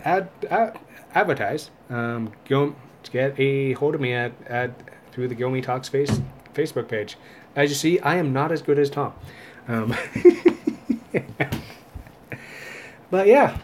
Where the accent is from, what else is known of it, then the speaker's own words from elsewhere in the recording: Welland, Ontario, Canada; moved away; I'm originally from Welland